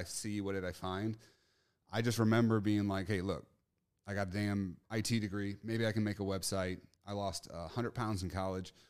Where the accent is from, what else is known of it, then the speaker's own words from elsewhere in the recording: St. Louis, Missouri, United States; I'm from Saint Louis, Missouri